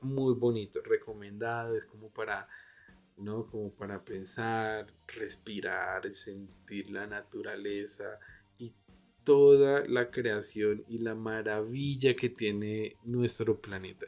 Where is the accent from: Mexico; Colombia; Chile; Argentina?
Colombia; Bogotá; also born or lived in Gold Coast, Australia; nosotros como buenos rolos